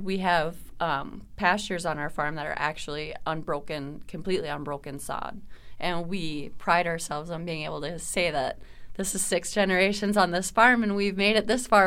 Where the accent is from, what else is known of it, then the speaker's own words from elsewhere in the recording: Minnesota, United States; as a Minnesotan